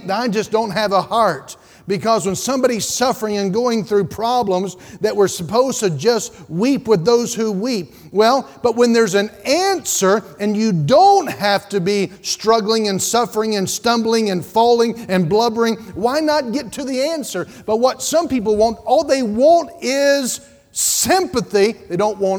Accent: Statesville, North Carolina, United States; where I grew up in Statesville

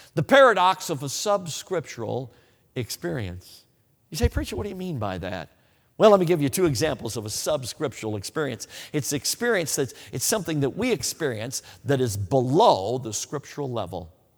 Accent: Chicago, Illinois, United States; also born or lived in Wisconsin; I grew up in Chicago, so I don't know a lot about agriculture.

